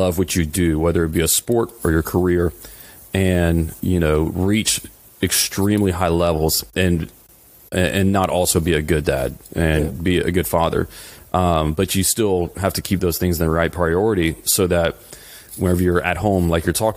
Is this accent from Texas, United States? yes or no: no; South Louisiana, United States; we're both from South Louisiana